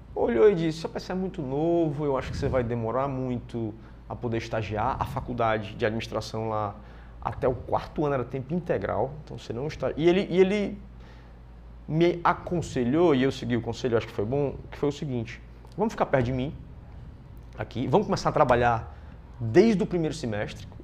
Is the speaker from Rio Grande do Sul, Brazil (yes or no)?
no; Fortaleza, Ceará, Brazil; eu sou cearense, né? é, nasci em 79, em Fortaleza, é, e Sou o filho mais velho do Otto e da Guida, né, meus pais. Depois eu tive três irmãs mulheres, Patrícia, Paula e Luciana. É, morei a minha vida inteira nas Seis Bocas.